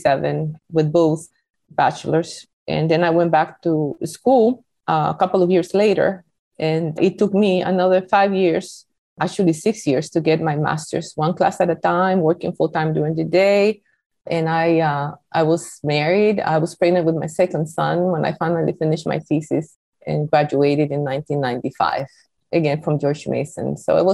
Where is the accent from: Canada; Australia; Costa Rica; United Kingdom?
Costa Rica; English is a second language; moved away as an adult; now in United States; I was born in Costa Rica